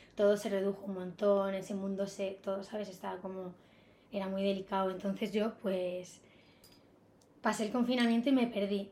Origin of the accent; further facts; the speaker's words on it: Ibiza, Balearic Islands, Spain; moved away as an adult; also born or lived in Barcelona; now in Madrid, Spain; desde que tengo 18 años tenía claro que no podía seguir en la isla